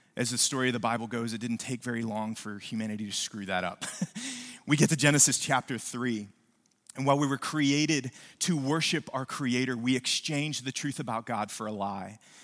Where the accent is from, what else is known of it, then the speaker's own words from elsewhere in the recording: West Virginia, United States; now in New Braunfels, United States; when I was a kid, I grew up in West Virginia